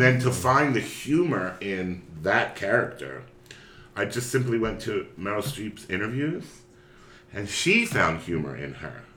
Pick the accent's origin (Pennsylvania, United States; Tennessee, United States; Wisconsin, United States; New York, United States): Pennsylvania, United States; Philadelphia; I grew up in Philadelphia, Pennsylvania